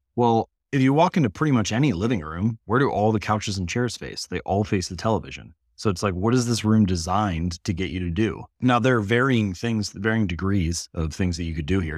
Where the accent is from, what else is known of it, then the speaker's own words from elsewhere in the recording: Hamilton, Ohio, United States; I was born in Hamilton, Ohio, so smallish town in Midwestern the United States, and I grew up in the same house